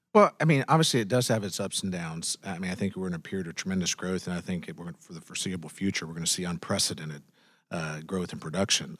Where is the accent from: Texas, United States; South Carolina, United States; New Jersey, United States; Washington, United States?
Texas, United States; Carthage; my home where I grew up in Panola County in Carthage